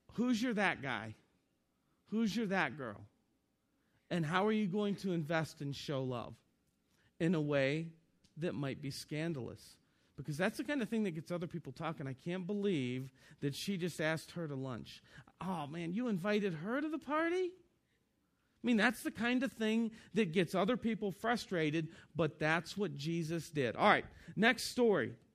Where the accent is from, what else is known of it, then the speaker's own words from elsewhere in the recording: Northeastern Ohio, United States; moved away as an adult; also born or lived in Kentucky; I was born and raised in Northeastern Ohio